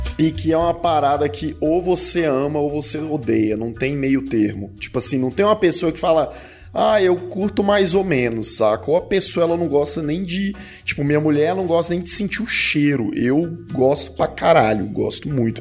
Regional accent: Goiás, Brazil; eu sou de Goiás

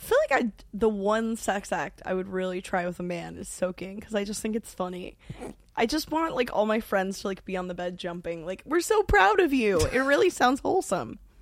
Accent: New York, United States; growing up in New York

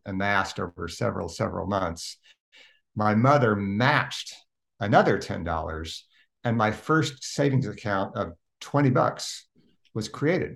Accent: Oklahoma City, Oklahoma, United States; I was born and raised in Oklahoma City

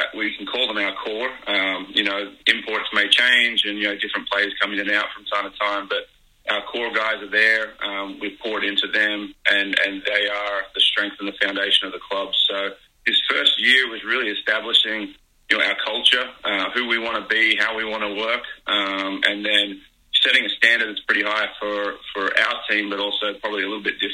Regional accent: Australia; moved away as an adult; also born or lived in United States / Philadelphia; now in New Zealand; I am an Aussie. I've been in the US for about 15 years too.

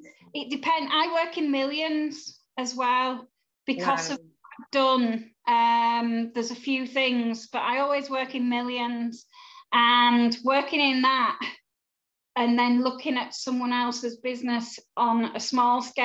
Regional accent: Yorkshire and the Humber, United Kingdom; I'm a Yorkshire girl

